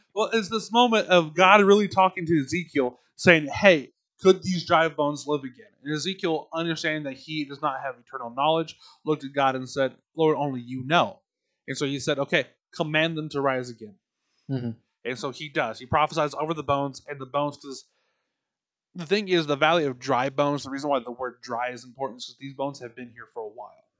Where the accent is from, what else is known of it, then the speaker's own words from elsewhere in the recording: Tullahoma, Tennessee, United States; my hometown of Tullahoma